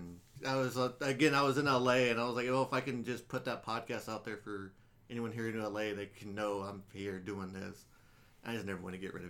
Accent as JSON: {"language": "English", "town": "Killeen", "region": "Texas", "country": "United States", "also_born_or_lived": "Austin, Texas", "moved": "yes", "said": "whenever they ask where I'm from, it's like, I'm just from Austin. Because you tell people Killeen, they're like, where the hell is that?"}